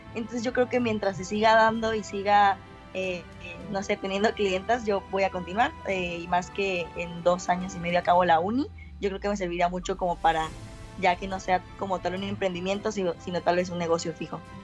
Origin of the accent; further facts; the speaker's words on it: Coatzacoalcos, Veracruz, Mexico; also born or lived in Boca del Río; yo soy de aquí, de Coatzacoalcos